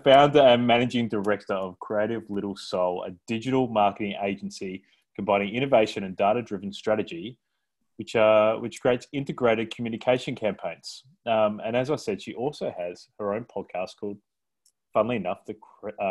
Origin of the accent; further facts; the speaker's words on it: South Australia, Australia; I'm from South Australia, but my family has a fruit orchard in Swan Reach.